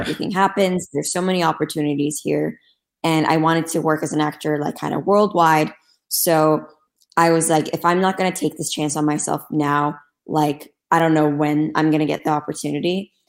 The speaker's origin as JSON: {"language": "English", "region": "Istanbul", "country": "Turkey", "tie": "born or raised there", "moved": "as an adult", "lives_now": "Los Angeles, United States", "said": "Growing up in Turkey was honestly really amazing."}